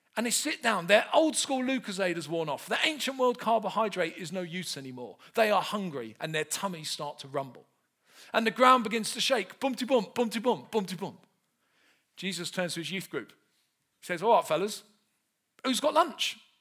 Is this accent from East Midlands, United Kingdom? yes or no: no; London, United Kingdom; I grew up in South London, not far from where Del Boy's from